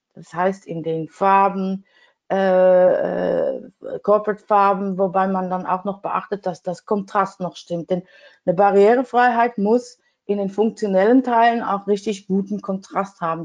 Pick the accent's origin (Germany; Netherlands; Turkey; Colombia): Netherlands; German is a second language; als Holländerin finde ich nicht immer so schnell die richtigen Wörter